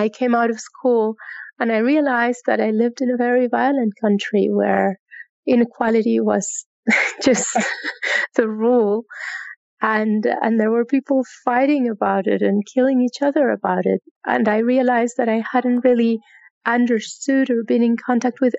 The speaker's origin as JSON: {"language": "English", "region": "Bogotá", "country": "Colombia", "tie": "born or raised there", "second_language": "English", "said": "I'm originally from Bogota, Colombia. And I grew up here in Bogota in a privileged family."}